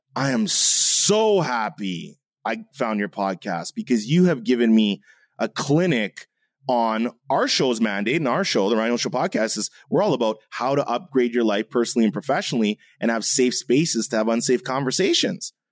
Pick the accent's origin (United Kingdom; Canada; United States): Canada; I'm half German, I'm half Jamaican, I'm Canadian